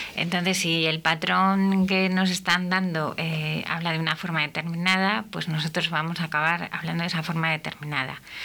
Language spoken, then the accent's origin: Spanish; Castile, Spain; also born or lived in Jerez de la Frontera; nosotros en Castilla no tenemos acento